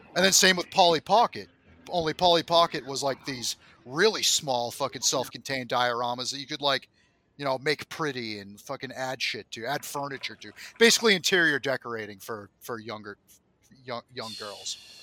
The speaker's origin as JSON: {"language": "English", "country": "United States", "said": "as an American"}